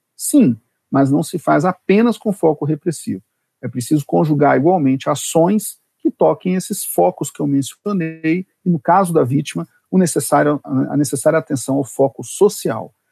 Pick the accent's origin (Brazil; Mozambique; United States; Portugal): Brazil; Brasília, Federal District; sou de Brasília